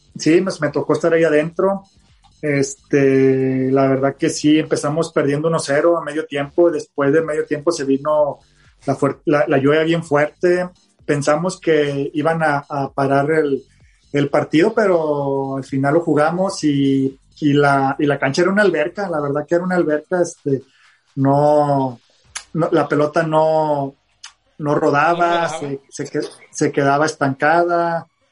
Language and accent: Spanish; Monterrey, Nuevo León, Mexico; ser regiomontano y canterano